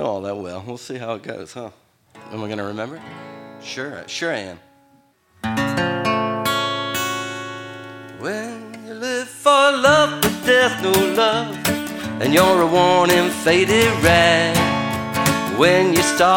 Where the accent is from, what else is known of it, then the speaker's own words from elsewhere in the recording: eastern panhandle of West Virginia, United States; now in Portland, United States; I grew up in West Virginia. It's true. In the eastern panhandle of West Virginia